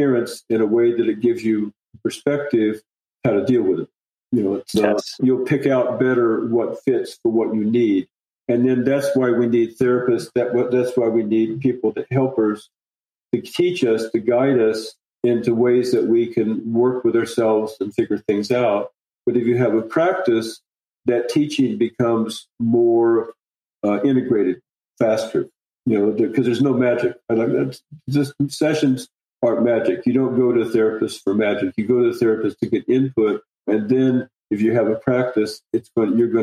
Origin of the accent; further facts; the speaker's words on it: Indiana, United States; I'm from Indiana. You know, I'm a corn boy. I grew up in the Midwest